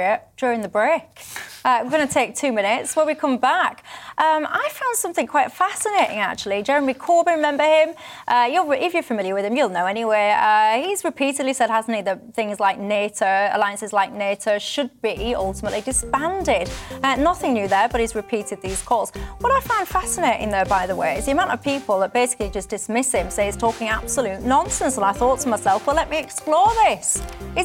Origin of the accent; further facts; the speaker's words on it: the north of England, United Kingdom; accent: northern; I'm the northern one